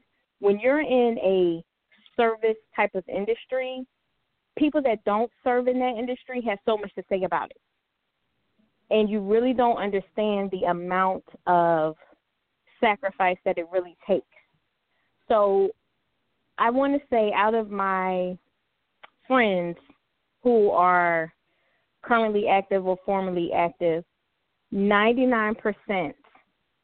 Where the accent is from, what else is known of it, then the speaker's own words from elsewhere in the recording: Philadelphia, Pennsylvania, United States; now in Virginia, United States; I'm calling from Virginia, but I'm from Philly